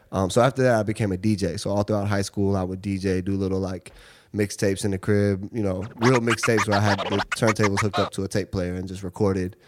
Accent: Seattle, Washington, United States; moved away as an adult; now in New York, United States; I grew up in Seattle. Um, I moved here when I was eighteen

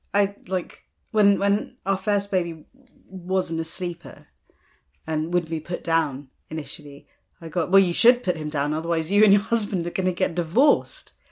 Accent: United States; moved away; I grew up in America

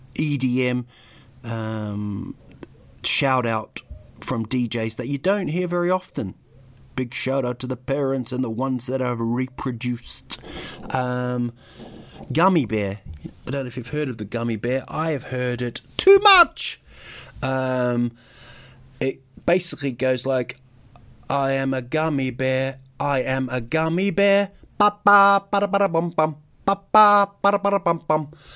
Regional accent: New Zealand; also born or lived in United Kingdom; I was actually born in, in Britain, but I grew up in New Zealand.

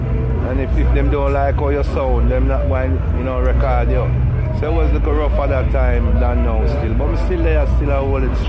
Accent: Rock Hall, Saint Andrew, Jamaica; I'm from St. Andrew, you know, Raka, St. Andrew.

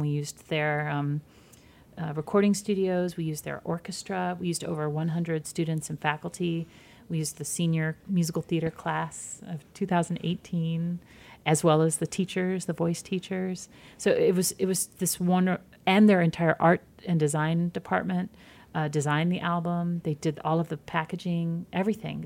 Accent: Georgia, United States; moved away; also born or lived in Michigan; I grew up in Georgia, in small towns in Georgia, and then moved to suburbs of Michigan

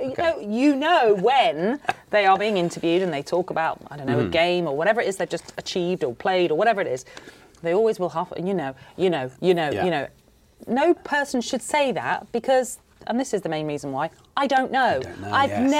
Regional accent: England, United Kingdom; I'm English and I am an England fan. I am patriotic

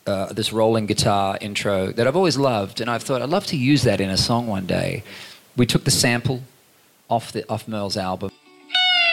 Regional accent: Queensland, Australia; growing up in Queensland

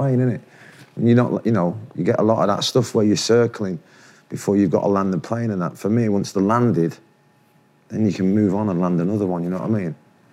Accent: Manchester, North West England, United Kingdom; I'm from Manchester.

